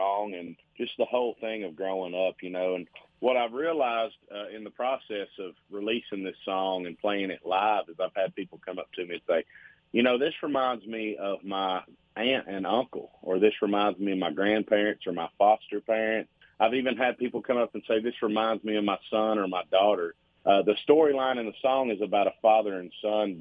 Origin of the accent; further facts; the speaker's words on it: Burgin, Kentucky, United States; moved away as an adult; now in Nashville, United States; I grew up in Bergen, Kentucky, which borders Lancaster, Kentucky.